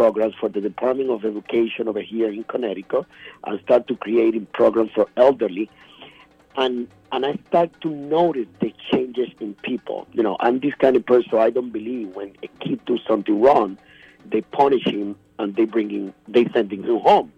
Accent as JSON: {"language": "English", "country": "Puerto Rico", "moved": "as an adult", "said": "I'm from Puerto Rico. I moved over here in 1997."}